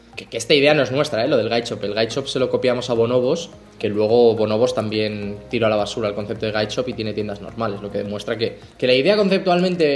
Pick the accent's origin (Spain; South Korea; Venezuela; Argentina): Spain; Madrid, Community of Madrid; moved away as an adult; also born or lived in Mexico; now in Barcelona, Spain; yo soy de Madrid, aunque vivo en Barcelona, soy de Madrid